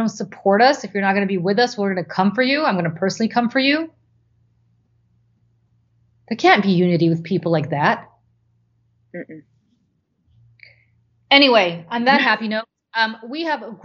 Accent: Moscow, Russia; moved away; growing up in Moscow

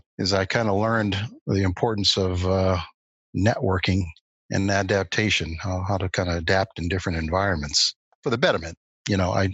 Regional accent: Boston, Massachusetts, United States; also born or lived in Lexington; closer friends that I grew up with in Boston

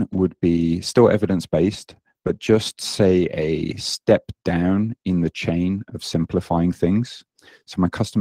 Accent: United Kingdom; moved away as an adult; now in Japan; you may hear in my accent that I don't sound very Japanese. I'm British. And I moved out to Japan nearly 17 years ago now, after I graduated

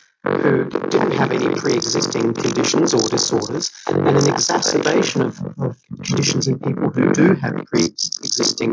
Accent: Melbourne, Victoria, Australia; now in Sydney, Australia; I'm from Melbourne. And family in Melbourne

